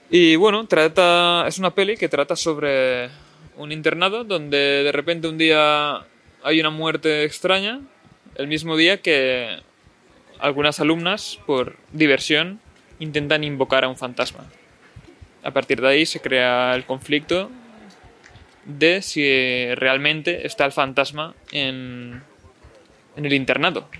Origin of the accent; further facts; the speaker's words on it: Spain; a veces en España, sabios de Daniels, que no tenemos un inglés muy bueno